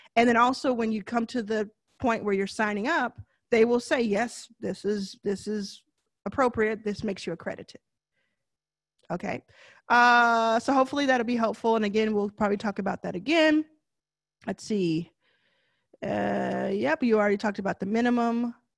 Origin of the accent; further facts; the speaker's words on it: Texas, United States; I know I say deal kind of funny 'cause I'm from Texas